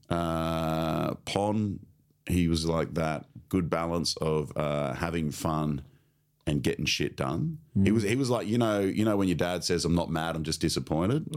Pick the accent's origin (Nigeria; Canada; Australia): Australia; Sunshine Coast, Queensland; I grew up on the Sunshine Coast